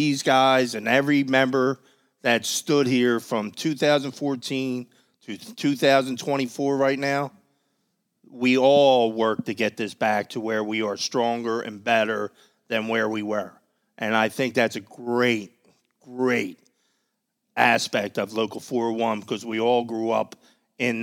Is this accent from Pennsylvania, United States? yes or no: yes; Philadelphia, Pennsylvania, United States; I'm from Manayunk